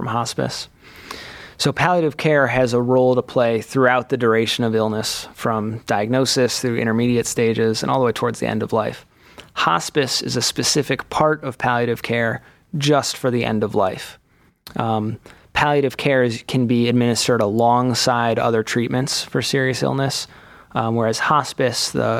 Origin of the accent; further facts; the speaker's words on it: Cleveland, Ohio, United States; also born or lived in Chicago; I am from Cleveland originally